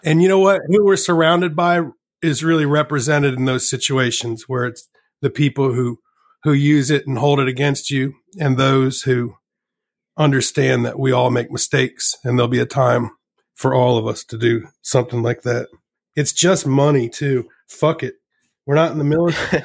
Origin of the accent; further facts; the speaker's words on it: Virginia, United States; also born or lived in Richmond, Virginia; Well, I grew up in Virginia